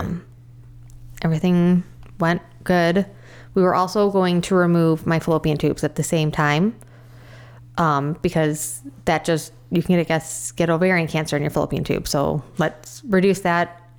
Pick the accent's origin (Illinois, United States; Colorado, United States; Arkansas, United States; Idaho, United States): Illinois, United States; Crystal Lake; I grew up in Crystal Lake most of my life, pretty much thirty six years